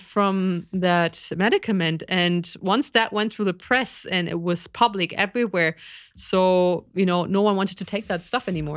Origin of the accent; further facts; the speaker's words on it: East Germany, Germany; growing up in East Germany